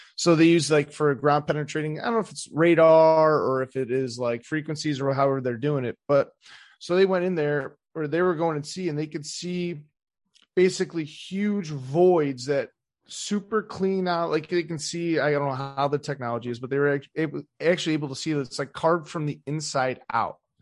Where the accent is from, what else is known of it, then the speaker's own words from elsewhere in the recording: Cleveland, Ohio, United States; I'm from the East Side, too